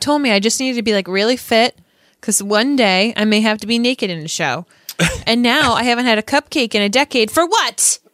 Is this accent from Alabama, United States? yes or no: no; Rhode Island, United States; I grew up in Rhode Island